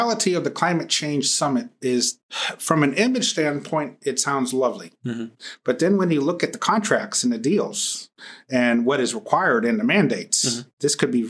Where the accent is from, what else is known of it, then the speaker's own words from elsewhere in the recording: Dallas, Texas, United States; I'm from Dallas